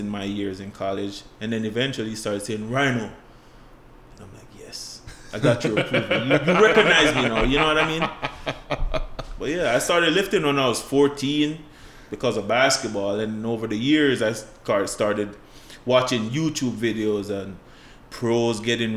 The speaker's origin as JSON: {"language": "English", "country": "Jamaica", "tie": "born or raised there", "moved": "as an adult", "lives_now": "United States", "said": "growing up in Jamaica"}